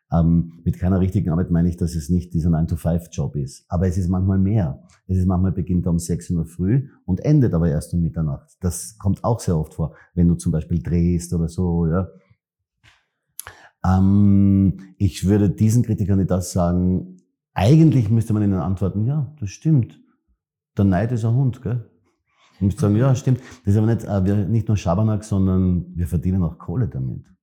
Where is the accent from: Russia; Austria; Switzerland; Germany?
Austria; Vienna; ich komme aus der Triester-Siedlung, die ist auch wahnsinnig, also irgendwas sicher, ja, ob sie jetzt schön in dem Sinn ist